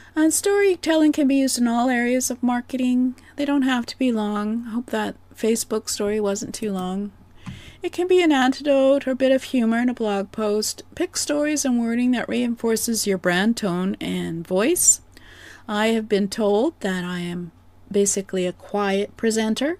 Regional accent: Canada; I am Canadian

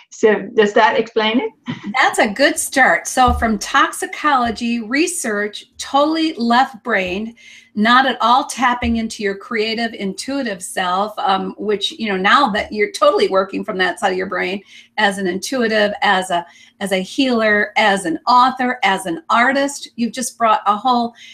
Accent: Sweden; moved away as an adult; now in Canada; I, I was born in Sweden uh, to an academic family

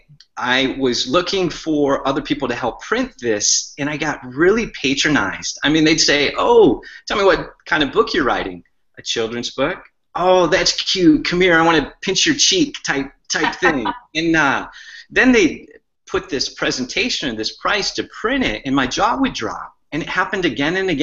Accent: Michigan, United States; I grew up in Michigan

